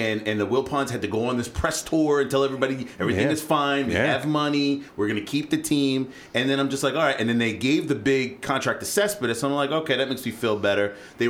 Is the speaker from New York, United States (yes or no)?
yes; New York City, New York, United States; now in Rochester, United States; I grew up in the Bronx